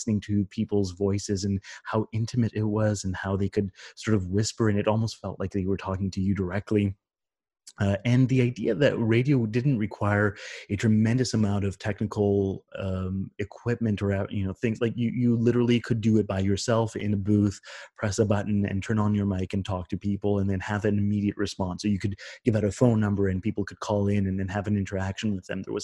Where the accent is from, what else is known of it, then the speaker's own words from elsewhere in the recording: Canada; as a Canadian kid